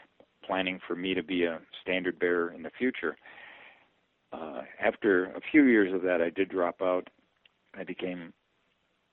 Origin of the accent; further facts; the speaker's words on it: Milwaukee, Wisconsin, United States; moved away as an adult; also born or lived in Princeton, Wisconsin; now in Massachusetts, United States; growing up in Milwaukee